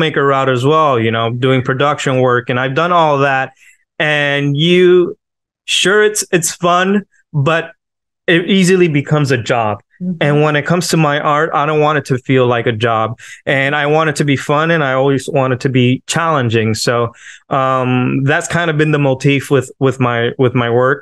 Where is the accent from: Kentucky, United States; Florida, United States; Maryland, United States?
Florida, United States; Miami; from Miami, Florida.